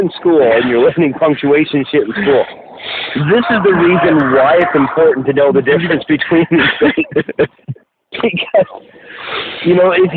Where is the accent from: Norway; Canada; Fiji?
Canada; Milton; now in Ontario, Canada; My hometown of Milton had the cleanest water in North America for a stretch